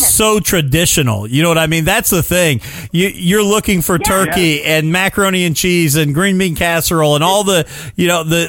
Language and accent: English; Indiana, United States; born or raised there; also born or lived in Illinois